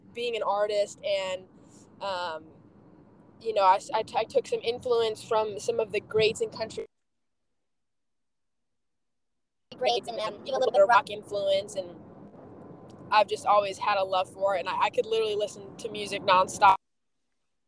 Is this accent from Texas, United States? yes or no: no; Temecula, California, United States; I grew up out in Southern California